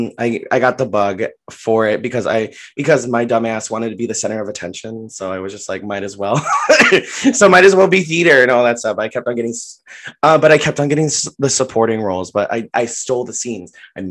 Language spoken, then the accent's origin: English; Philippines; I am Filipino. And so I saw Filipino audience members.